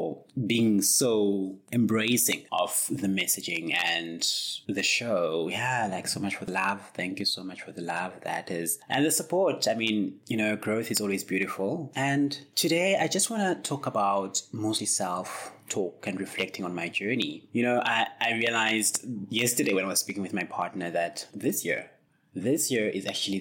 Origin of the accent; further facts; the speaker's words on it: South Africa; as a South African person who's lived basically my whole life in South Africa